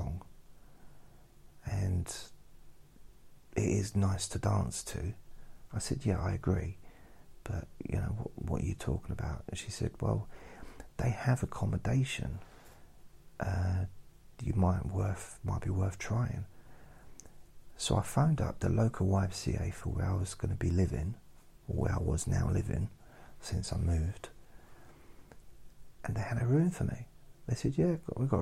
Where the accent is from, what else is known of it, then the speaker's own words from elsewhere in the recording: Suffolk, East of England, United Kingdom; moved away as an adult; also born or lived in London / Newcastle / Southend / Ireland; I was born in London. Then I lived in Newcastle, lived in Southend, and then I moved to Suffolk when I was 7, about that. And then I moved to London when I was 18.